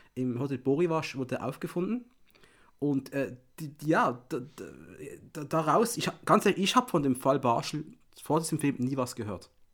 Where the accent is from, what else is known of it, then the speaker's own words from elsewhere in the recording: Switzerland; ich bin Schweizer